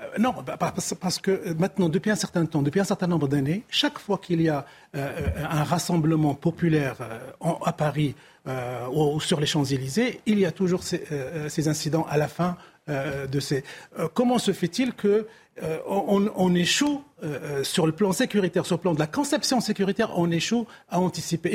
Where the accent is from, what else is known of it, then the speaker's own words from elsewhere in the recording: Morocco; en tant que Marocain